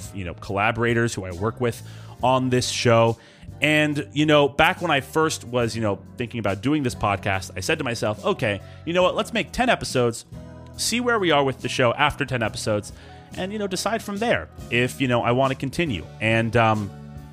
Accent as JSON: {"language": "English", "town": "East Brunswick", "region": "New Jersey", "country": "United States", "said": "We're all from East Brunswick, EB for short."}